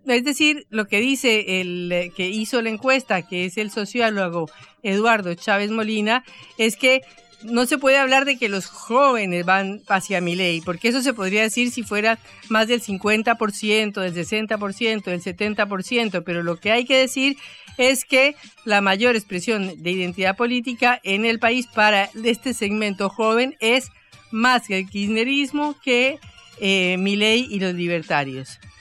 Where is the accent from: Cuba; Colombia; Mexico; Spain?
Colombia; now in Buenos Aires, Argentina; en Colombia, en mi país